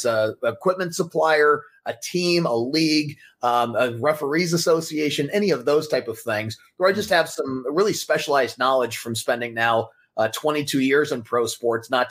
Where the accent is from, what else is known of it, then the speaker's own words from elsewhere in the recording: Colorado Springs, Colorado, United States; now in Los Angeles, United States; I grew up in Colorado Springs